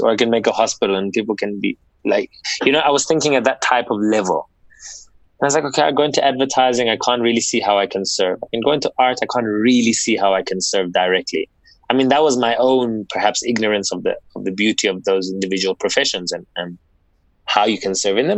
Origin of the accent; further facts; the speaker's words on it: South Africa; born and bred in South Africa